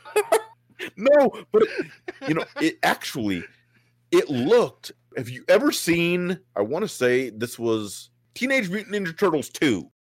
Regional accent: South Dakota, United States; I grew up in South Dakota.

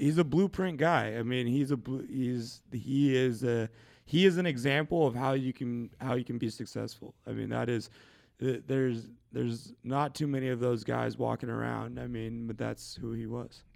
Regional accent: Shelton, Washington, United States; moved away; I'm a kid from Shelton, um, Shelton, Washington

